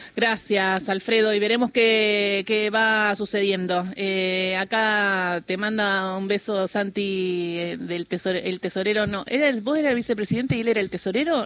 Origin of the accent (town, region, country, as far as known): Argentina